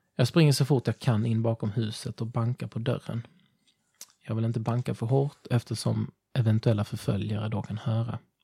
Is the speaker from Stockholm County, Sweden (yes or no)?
no; Ringamåla, Blekinge, Sweden; moved away; jag kommer från Ringamåla.